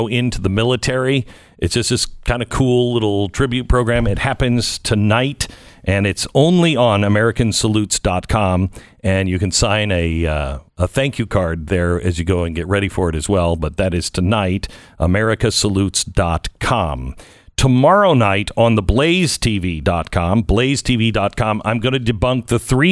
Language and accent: English; Pacific Northwest, United States; I grew up in the Pacific Northwest